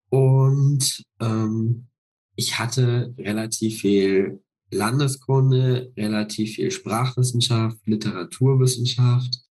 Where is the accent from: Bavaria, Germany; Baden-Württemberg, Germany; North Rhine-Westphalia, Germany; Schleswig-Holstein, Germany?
Bavaria, Germany; near Passau, Lower; moved away as an adult; now in Leipzig, Germany; Ich bin ja in Niederbayern aufgewachsen, in der Nähe von Passau.